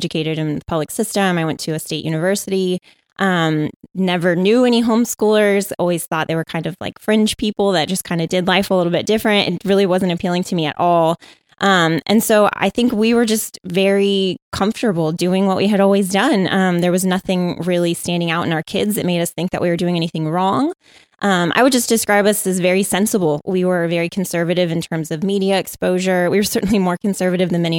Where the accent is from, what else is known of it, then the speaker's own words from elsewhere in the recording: San Diego, California, United States; I was born and raised in San Diego.